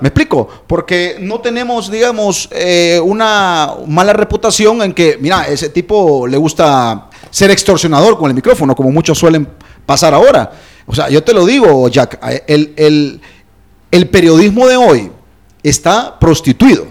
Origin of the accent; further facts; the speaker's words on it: Honduras; es algo de nosotros. En, Honduras